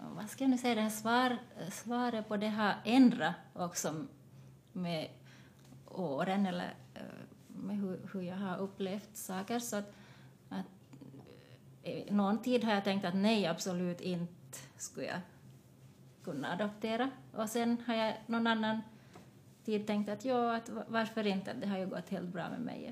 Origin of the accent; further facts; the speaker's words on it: Jakobstad, Ostrobothnia, Finland; moved away as an adult; also born or lived in Taiwan / Vaasa; now in Espoo, Finland; jag kom till Finland när jag var ett år och jag har också en adopterad syster från, från Taiwan. Vi kom hit samtidigt och jag har växt upp i Jakobstad